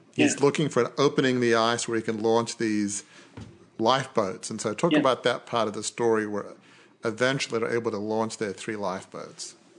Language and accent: English; Australia; Being Australian